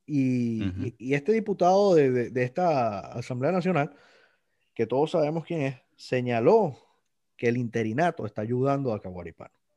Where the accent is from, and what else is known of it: Venezuela; moved away